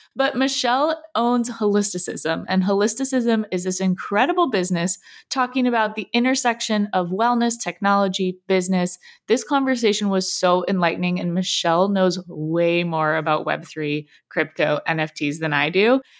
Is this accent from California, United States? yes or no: yes; Southern California, United States; I grew up in Southern California, so wellness industry is like part of who I am